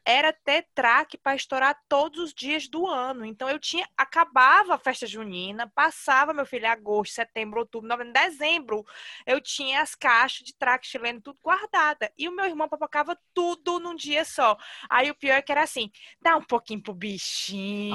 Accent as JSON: {"language": "Portuguese", "town": "Fortaleza", "region": "Ceará", "country": "Brazil", "moved": "as an adult"}